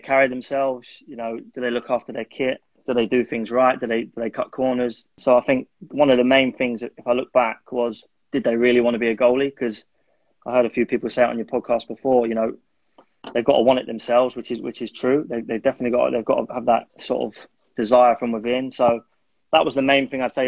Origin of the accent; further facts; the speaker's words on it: London, United Kingdom; also born or lived in Malaysia; I'm originally from North London